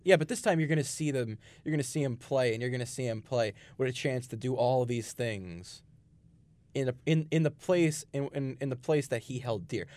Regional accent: Brooklyn, New York, United States; moved away as an adult; now in Long Island, United States; Growing up in Brooklyn

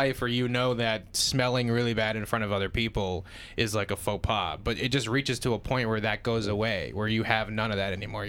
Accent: Easton, Pennsylvania, United States; we're from Easton, Pennsylvania. Yeah. We don't even know

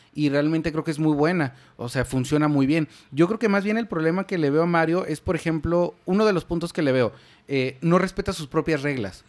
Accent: Mexico; Somos mexas

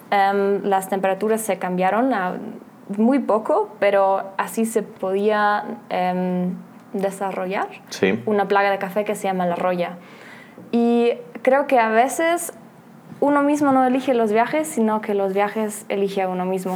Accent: Germany; Spanish is a second language; moved away; nací por casualidad en Alemania.

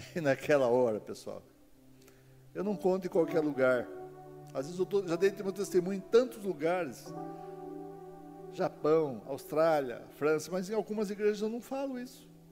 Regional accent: Castro, Paraná, Brazil; moved away; also born or lived in Ponta Grossa; Vim do interior do Paraná. Então, eu sou de Castro, capital do mundo

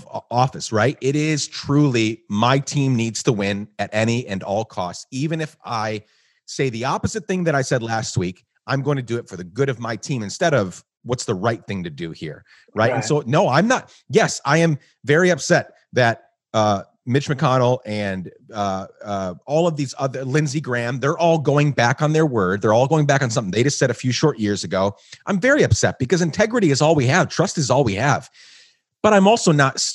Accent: Guatemala; moved away as an adult; also born or lived in New York; now in United States; I grew up in Guatemala

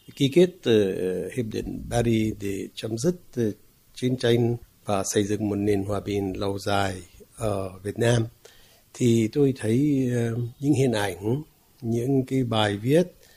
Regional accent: Palestine; first language Arabic; Vietnamese is a second language; moved away as an adult; now in Vietnam; Tất nhiên tôi là một người Palestine, sinh ra và lớn lên ở Palestine

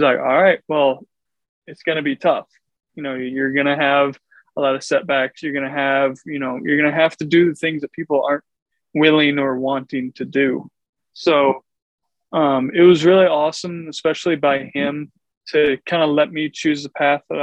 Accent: Mount Vernon, Iowa, United States; also born or lived in Milwaukee / Chicago / St. Louis; Yeah, so initially I'm from Eastern Iowa, Mount Vernon, just outside of Cedar Rapids. I grew up kind of all over, though.

